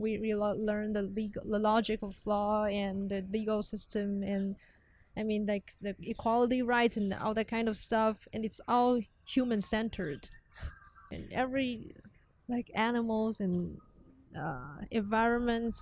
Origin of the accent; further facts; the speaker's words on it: Taiwan; I come from Taiwan. Taiwan is 6 hours ahead